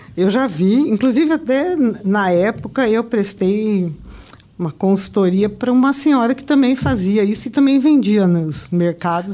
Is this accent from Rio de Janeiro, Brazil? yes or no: no; Campinas, São Paulo, Brazil; moved away as an adult; now in Campo Grande, Brazil; não sou daqui, eu sou de Campinas. A minha família é de Campinas.